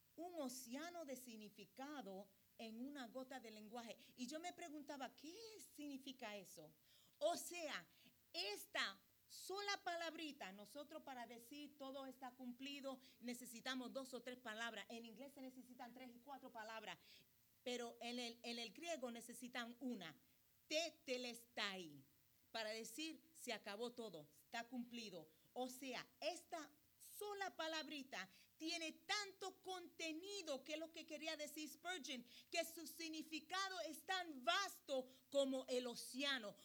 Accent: Puerto Rico; yo soy puertorriqueña

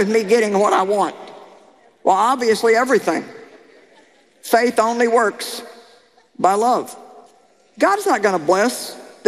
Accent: Missouri, United States; I come from Missouri, the show me state.

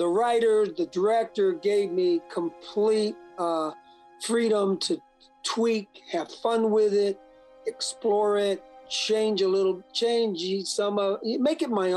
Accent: Chicago, Illinois, United States; moved away; also born or lived in Alabama / New Orleans; I grew up in Chicago

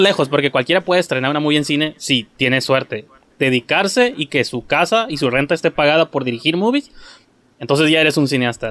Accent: Tijuana, Baja California, Mexico; somos de Tijuana

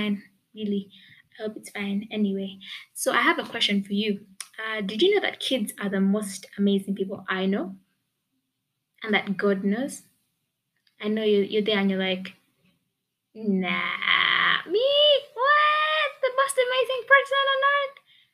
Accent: Uganda; I live in Uganda. I was born in Uganda. I've been schooling in Uganda. I've lived in Uganda.

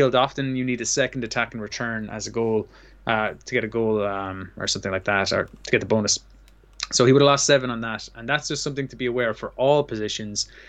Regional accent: Limerick, Munster, Ireland; We're both from Limerick, Ireland

